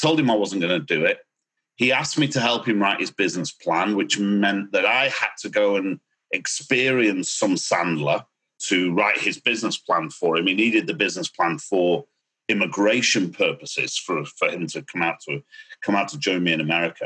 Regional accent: United Kingdom; accent: British; now in Miami, United States; you'll notice a British accent.

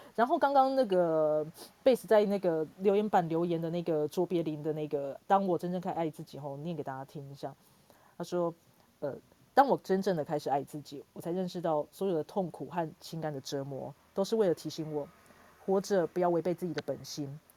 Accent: Hsinchu, Taiwan; 新竹就是我的故乡嘛

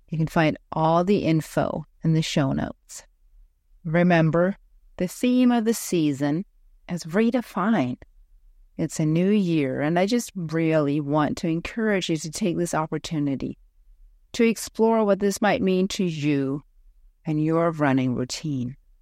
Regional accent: Ten Sleep, Wyoming, United States; I host epic chi running retreats for women in my hometown of Tensleet, Wyoming

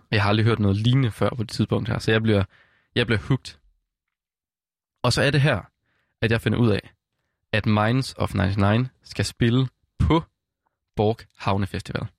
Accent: West Jutland, Central Denmark Region, Denmark; jeg kommer fra Vestjylland af

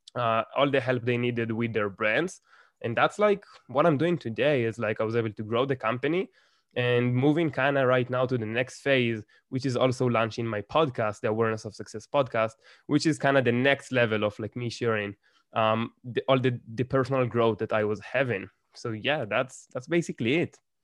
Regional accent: Israel; English is a second language; I grew up here in Israel

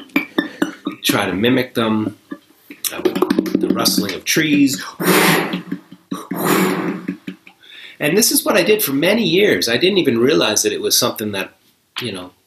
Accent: New York, United States; moved away; also born or lived in Buffalo; I grew up near New York City

